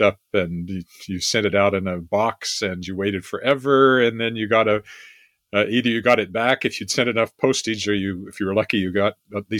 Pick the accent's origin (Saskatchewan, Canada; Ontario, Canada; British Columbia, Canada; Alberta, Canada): Saskatchewan, Canada; Weyburn; moved away; editor of my hometown newspaper. I was editor at the age of 24 of my newspaper back at Weyburn, Saskatchewan